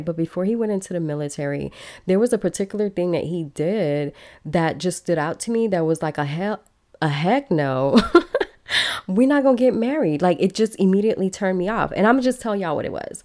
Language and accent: English; Chicago, Illinois, United States; born or raised there; first language Belizean Creole; also born or lived in Belize / Los Angeles, California